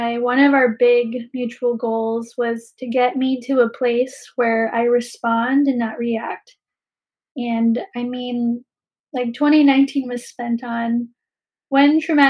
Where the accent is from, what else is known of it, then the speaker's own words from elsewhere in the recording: Philippines; now in Bay Area, United States; as a Filipina, I understand that we come from a long history of colonization and displacement